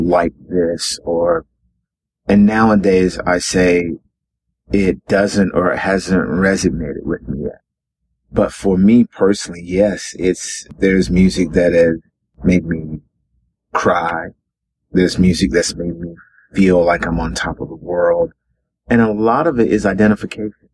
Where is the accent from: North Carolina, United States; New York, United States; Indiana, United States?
North Carolina, United States; Carrboro; I was born in Carrboro, North Carolina, a little town in North Carolina